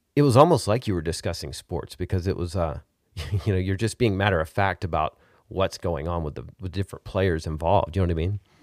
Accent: Arkansas, United States; now in Texas, United States; I'm from Arkansas, and, uh, now I live in Texas.

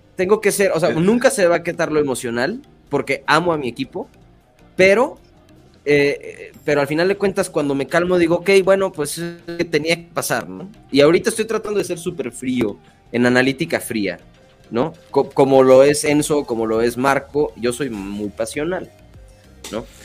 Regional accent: Mexico; lo digo como mexicano

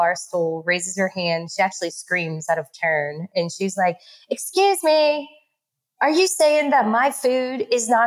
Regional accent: New Orleans, Louisiana, United States; accent: New Orleans; my accent because it's from New Orleans

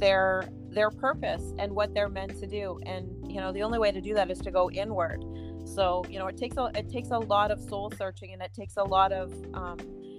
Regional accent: Burlington, Ontario, Canada; moved away; I'm originally from Burlington, Ontario, Canada. So that's where I was born and raised

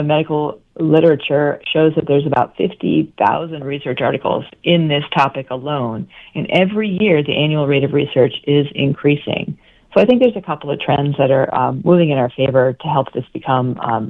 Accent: Vermont, United States; I came from Vermont to attend Bastyr University, and I'm still living here. So I'm an example of somebody who's from another state, but I transplanted here because of the school.

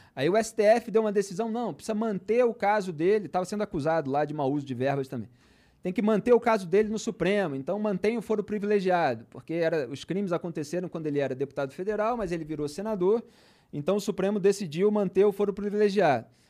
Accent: Rio de Janeiro, Brazil; Eu sou do Rio de Janeiro, sou da zona sul do Rio de Janeiro

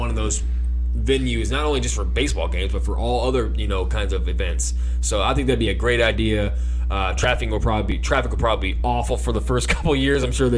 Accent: Wyandotte County, Kansas, United States; I grew up in Wyandotte County pretty much my whole life

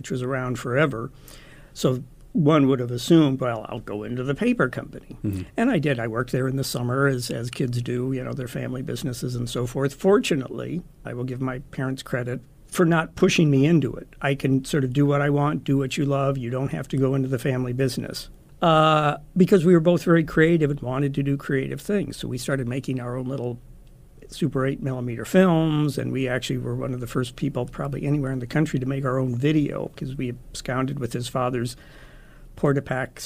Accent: Omaha, Nebraska, United States; moved away as an adult; also born or lived in Los Angeles; I was born in Omaha, grew up here

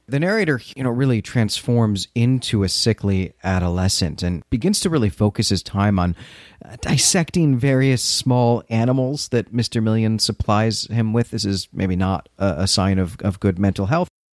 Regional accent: Midwest, United States; also born or lived in Chicago suburbs; now in Philadelphia, United States; being a Midwesterner

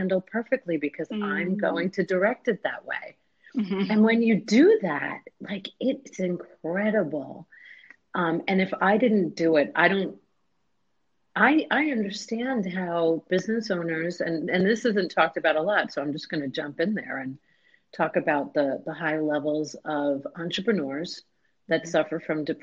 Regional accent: New York, United States; moved away as an adult; now in Florida, United States; I'm from New York originally

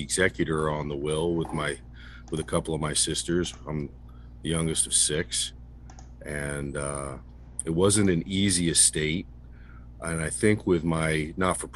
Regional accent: Sussex County, New Jersey, United States; I grew up here in Sussex County

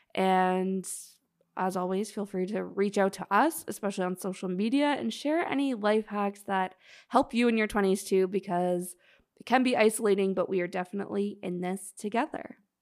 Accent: Canada; now in Toronto, Canada; … and I are in Toronto, we're Canadian

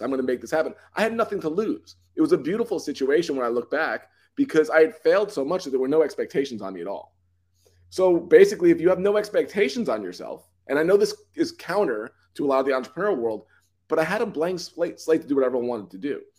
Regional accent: New York City, New York, United States; I come from New York. I'm, I'm originally from Long Island in Queens

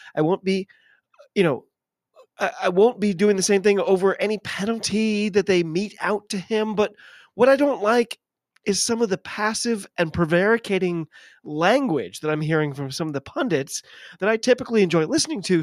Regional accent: United States; I'm an American

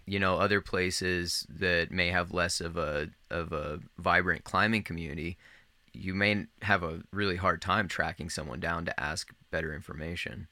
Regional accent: Northern Virginia, United States; I grew up in Northern Virginia, like right outside of Washington D.C.

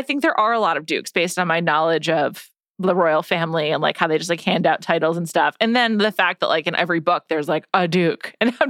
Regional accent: United States; I guess like, because I'm American, the different like titles and like levels of being, you know, like, I don't know, fancy other than just being in the royal family is like very meaningless to me.

